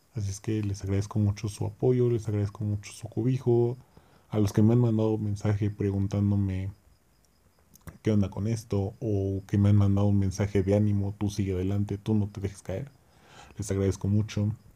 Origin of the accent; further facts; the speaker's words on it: Mexico; nosotros también como pueblo mexicano